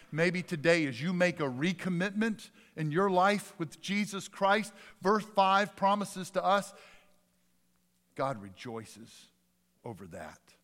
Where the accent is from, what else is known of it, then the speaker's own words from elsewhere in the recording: Jackson, United States; My childhood doctor, when I grew up in South Jackson, was Doctor Guess